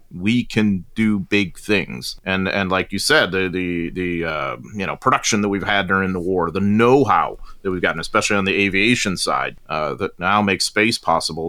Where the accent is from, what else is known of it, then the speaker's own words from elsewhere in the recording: United States; as an American and a U S historian